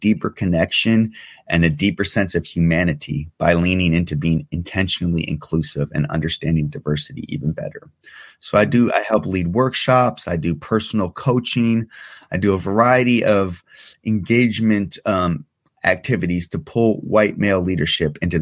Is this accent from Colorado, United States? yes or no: no; Seattle, Washington, United States; also born or lived in Iran; growing up in Seattle